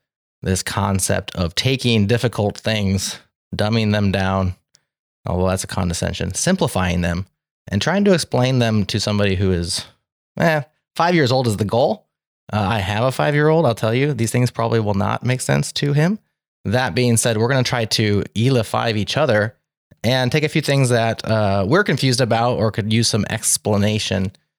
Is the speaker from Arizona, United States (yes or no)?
no; Nebraska, United States; I'm your MC from Nebraska.